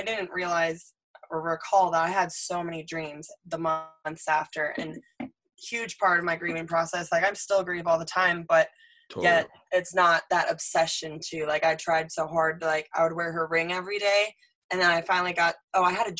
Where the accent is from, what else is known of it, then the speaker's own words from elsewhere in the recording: Michigan, United States; we grew up in Michigan together